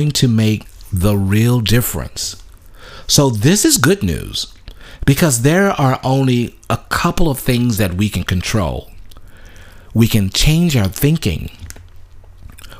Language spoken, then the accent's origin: English; Louisiana, United States; I grew up in the in Louisiana